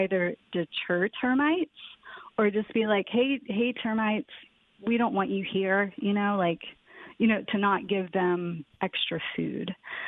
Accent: Virginia, United States; also born or lived in Tennessee / California; I grew up in Virginia and Tennessee, lived in California for 10 years. I've lived all over the place.

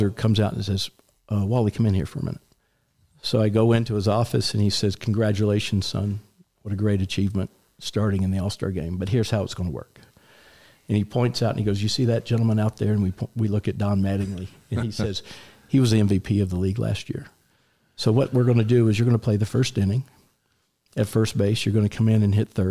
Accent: Atlanta, Georgia, United States; I grew up in Atlanta, Georgia.

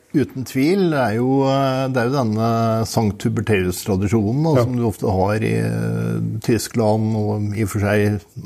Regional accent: Tynset, Innlandet, Norway; moved away; Jeg er opprinnelig fra Tynset.

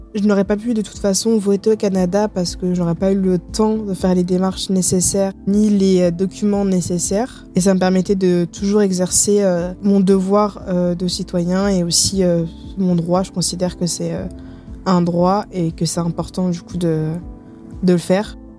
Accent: France; moved away; also born or lived in North America

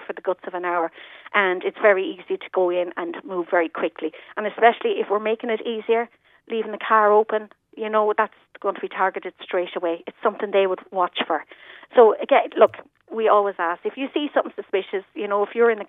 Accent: Laois, Ireland; now in Bantry, Ireland; I'm from County Leash

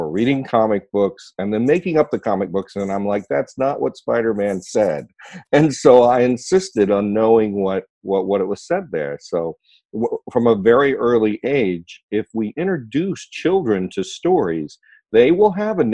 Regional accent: Ohio, United States; My mother and father are from West Virginia, and I was born in Ohio

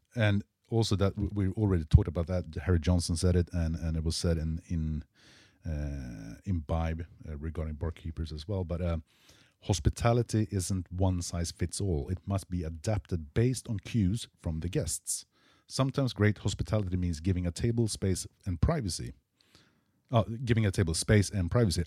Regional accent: Sweden; I'm from Sweden

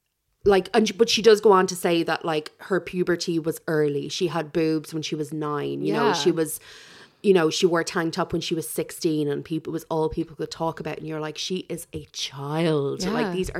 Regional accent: Ireland; part of our DNA now as Irish people

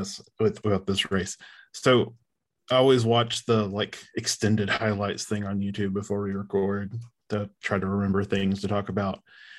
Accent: the South, United States; we're from the South.

